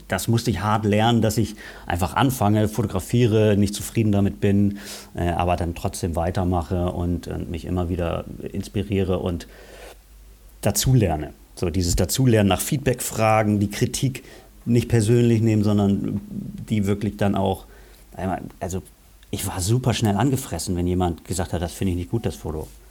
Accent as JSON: {"language": "German", "region": "Lower Saxony", "country": "Germany", "tie": "born or raised there", "also_born_or_lived": "Bremen", "said": "Ich bin Bremer"}